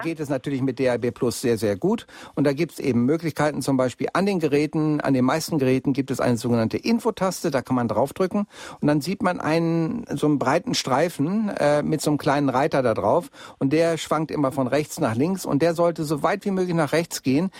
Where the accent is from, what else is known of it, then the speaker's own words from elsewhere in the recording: Bielefeld, North Rhine-Westphalia, Germany; now in Munich, Germany; in meine alte Heimatstadt nach Bielefeld